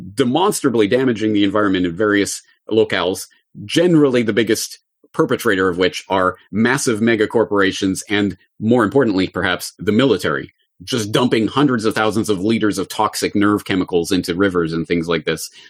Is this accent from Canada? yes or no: yes; Canada; me growing up in Canada in the public school system